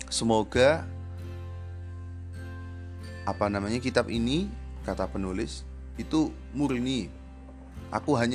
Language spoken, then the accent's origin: Indonesian; Java, Indonesia; first language Javanese; Indonesian is a second language; Karena memang basic saya eh, kalau berbicara yang mudah ya pakai bahasa Jawa karena saya asli Jawa.